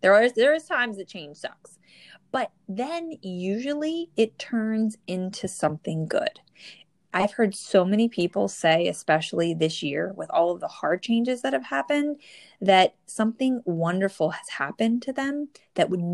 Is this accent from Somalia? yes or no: no; New Jersey, United States; born or raised there